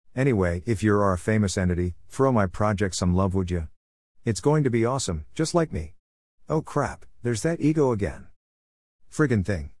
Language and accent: English; Newfoundland and Labrador, Canada; I am the Newfoundlander who is trying to preserve some of our history